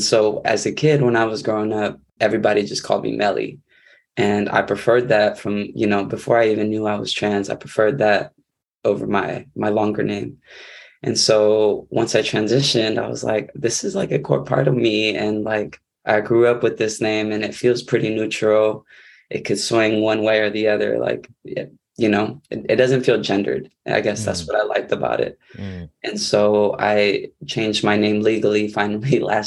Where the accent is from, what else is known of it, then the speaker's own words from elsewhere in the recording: San Diego, California, United States; I'm coming from San Diego, California, occupied Kumeyaay land, where I was actually born and raised